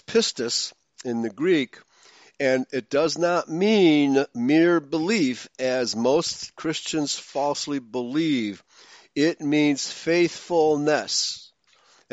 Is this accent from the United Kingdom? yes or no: no; Germany; also born or lived in Hungary (ancestry); now in United States; I was born in Germany. And then eventually came to America